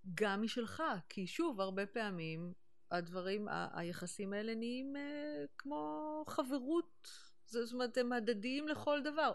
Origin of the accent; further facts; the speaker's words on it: Neve Monosson, Central District, Israel; moved away as an adult; also born or lived in New York, United States; באתי מנווה מונוסון, וכשהייתי בת חמש, אימא שלי קיבלה המלצה לקחת אותי לשיעורי מוזיקה בתל אביב